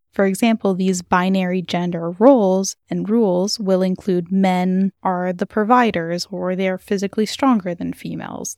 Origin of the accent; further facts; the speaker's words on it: California, United States; my home state of California